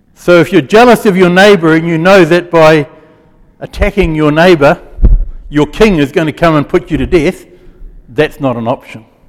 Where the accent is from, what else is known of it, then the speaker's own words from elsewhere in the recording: Gisborne, New Zealand; When I was a kid, I grew up in Gisborne